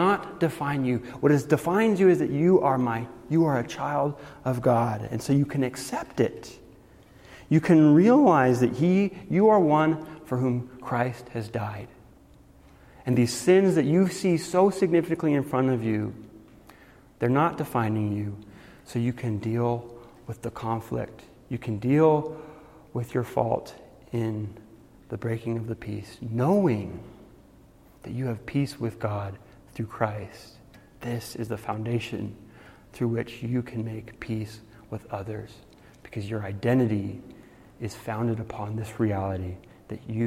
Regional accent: Guatemala; when I was a kid, I grew up in Guatemala

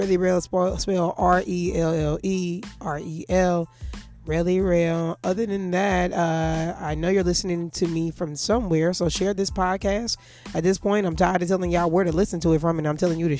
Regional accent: St. Louis, Missouri, United States; moved away; my hometown of St. Louis

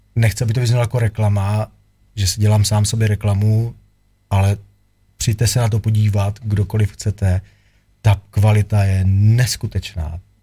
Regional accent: Czechia; jsem Čech, jsem patriot

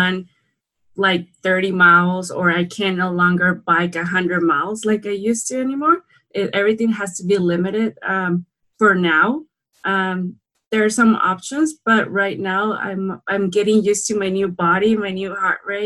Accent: San Quintín, Baja California, Mexico; I grew up in San Quintin, Baja California, Mexico.

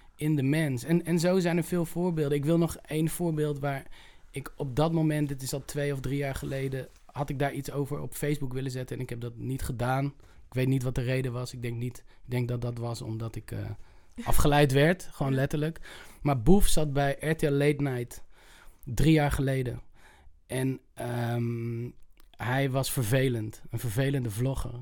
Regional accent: Utrecht, Netherlands; ik kom uit Utrecht.

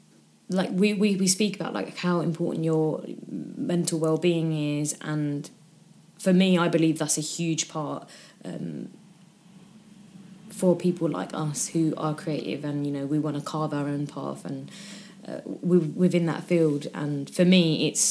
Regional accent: United Kingdom; I say I fall into the category of being British

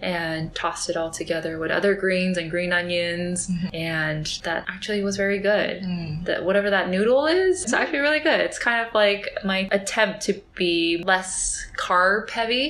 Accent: California, United States; I am from California

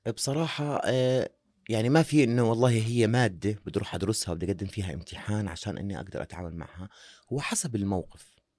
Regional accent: Jordan; احنا بنحكيها عندنا بالاردن

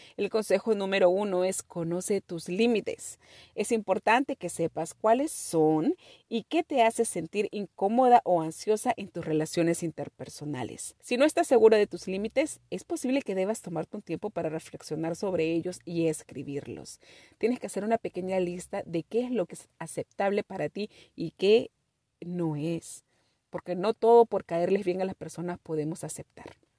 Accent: Peru

